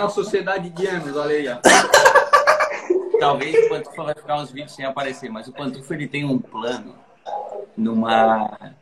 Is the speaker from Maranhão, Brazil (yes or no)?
no; Santa Catarina, Brazil; somos todos de Santa Catarina. Todos daqui